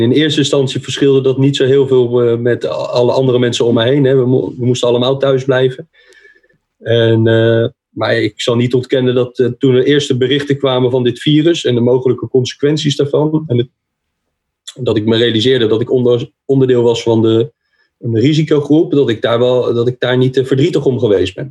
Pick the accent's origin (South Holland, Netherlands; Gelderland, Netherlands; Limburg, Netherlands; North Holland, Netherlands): South Holland, Netherlands; The Hague; Ik ben een Hagenees